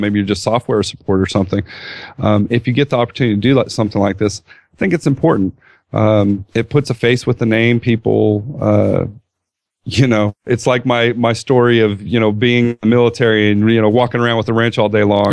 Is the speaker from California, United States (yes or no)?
yes; California, United States; Coming from California